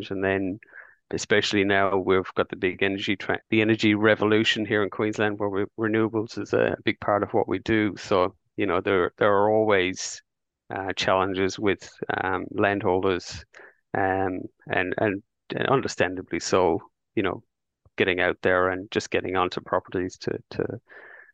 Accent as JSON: {"language": "English", "country": "Ireland", "moved": "as an adult", "lives_now": "Brisbane, Australia", "said": "I came to Australia in 2001, and I was a chef in Ireland"}